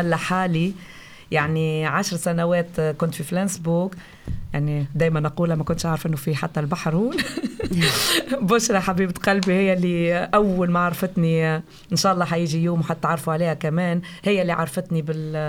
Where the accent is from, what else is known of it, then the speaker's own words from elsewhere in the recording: Tunis, Tunis Governorate, Tunisia; moved away as an adult; now in Flensburg, Germany; من تونس يعني ماني سورية